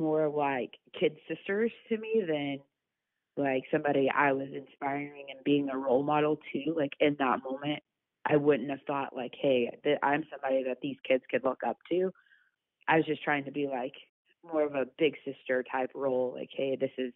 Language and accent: English; Grapevine, Texas, United States; moved away as an adult; now in Birmingham, United States; I grew up in Grapevine, Texas